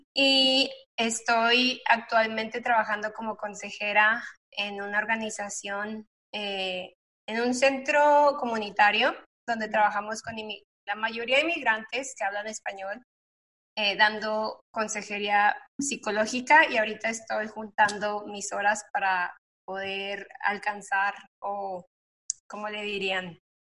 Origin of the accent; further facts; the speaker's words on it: Torreón, Coahuila, Mexico; moved away as an adult; now in Dallas, United States; yo soy de Torreón, Coahuila, del norte de México, vivo el norte